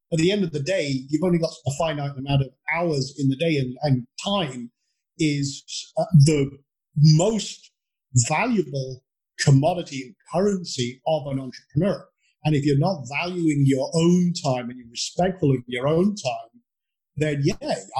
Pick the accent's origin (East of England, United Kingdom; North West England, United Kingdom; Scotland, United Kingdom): Scotland, United Kingdom; now in Texas, United States; I come from a tiny island at the north tip of Scotland, with a population of 500 people. I'm now in, although despite my accent, I live in Texas